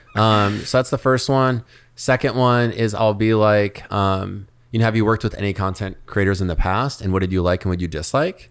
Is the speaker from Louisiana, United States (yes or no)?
no; Minneapolis, Minnesota, United States; moved away as an adult; now in Miami, United States; growing up in Minneapolis